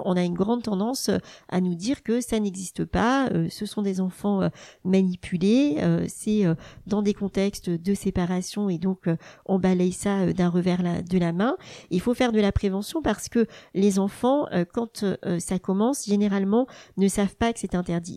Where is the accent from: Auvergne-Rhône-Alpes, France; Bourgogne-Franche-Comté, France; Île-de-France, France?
Bourgogne-Franche-Comté, France; Burgundy; moved away as an adult; also born or lived in Dijon; now in Rennes, France; J'ai grandi euh, en Bourgogne avec ma maman institutrice et ma sœur dont je suis euh, très proche.